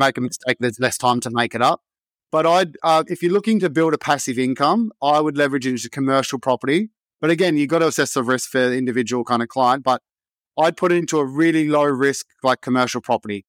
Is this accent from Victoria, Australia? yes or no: no; Sydney, New South Wales, Australia; Blacktown, which is just another suburb next to where I grew up in Wentworth Field